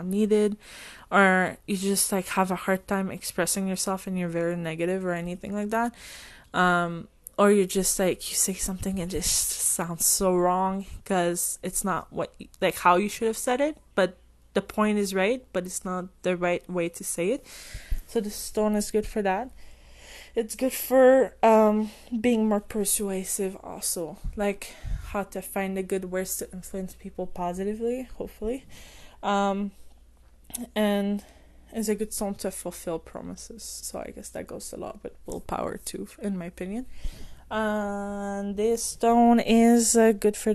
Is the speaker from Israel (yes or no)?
no; France; English is a second language; I'm French and English is not my first language